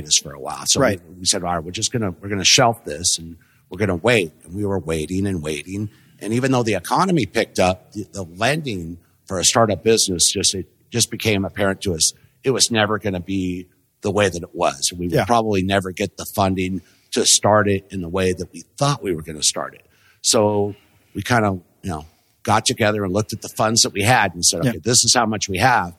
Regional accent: Los Angeles, California, United States; also born or lived in Corona, California; I grew up in the South Bay

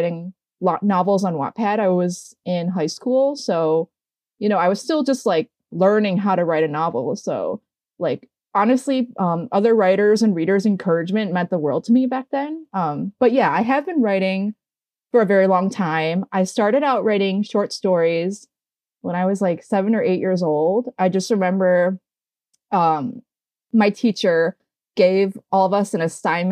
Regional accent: Michigan, United States; also born or lived in Flint, Michigan / Metro Detroit / New York City; I grew up in Michigan. So I was born in Flint. And then I moved to another area in the Metro Detroit area

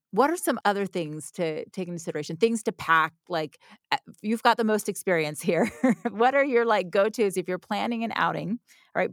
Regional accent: Orlando, Florida, United States; I grew up in Orlando

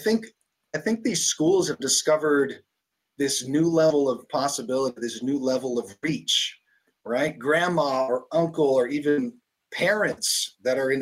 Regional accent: New York, United States; I'm born and raised in New York

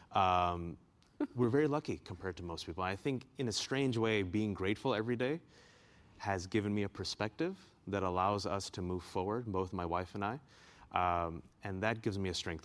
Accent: Bay Area, California, United States; now in Washington, D.C., United States; I'm originally from the Bay Area

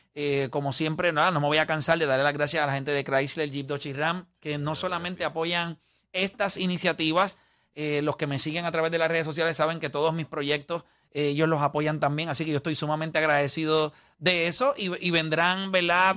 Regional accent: Puerto Rico; uno como puertorriqueño

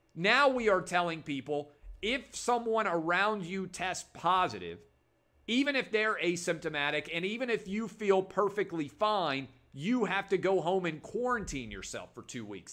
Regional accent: Nashville, Tennessee, United States; Nashville, my hometown. I was a public school kid

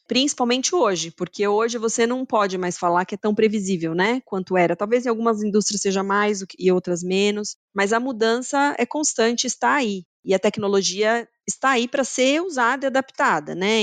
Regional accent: Brazil; moved away as an adult; also born or lived in São Paulo, Brazil / Germany / Switzerland / Mexico; now in Canada; como latina e brasileira

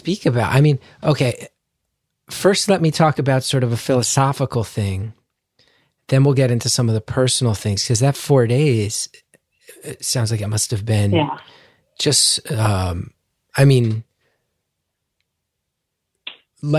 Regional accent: United States; as an American

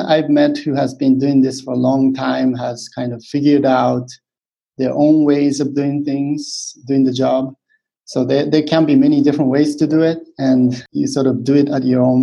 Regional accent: Japan; moved away as an adult; also born or lived in United States; now in Hong Kong; I'm from Japan

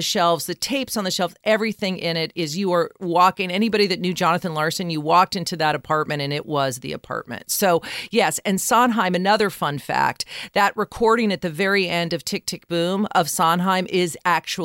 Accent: Colorado, United States; my home state of Colorado

